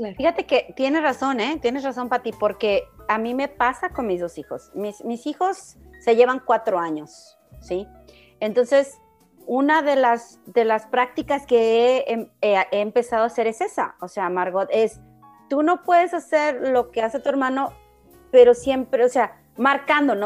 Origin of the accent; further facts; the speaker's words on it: Mexico; now in United States; todos los mexicanos somos iguales